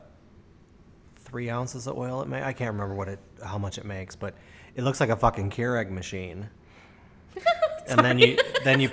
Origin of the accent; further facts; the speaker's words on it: Chicago, Illinois, United States; I grew up in Chicago